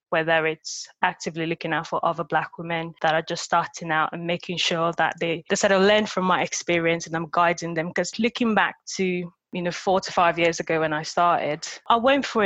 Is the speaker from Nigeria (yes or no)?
yes; Nigeria; accent: Nigerian; moved away; And I grew up in Nigeria, so I had this very thick this Nigerian accent.